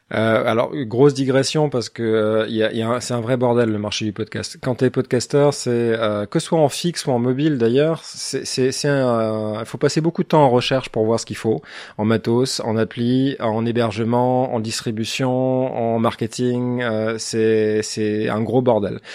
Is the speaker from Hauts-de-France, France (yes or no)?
no; Alsace, Grand Est, France; moi, je suis, moi, je suis alsacien